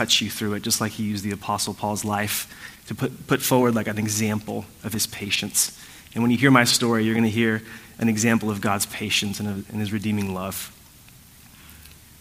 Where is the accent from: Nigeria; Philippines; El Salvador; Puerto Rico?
Puerto Rico; I was born in Puerto Rico, like I shared earlier. It's a beautiful island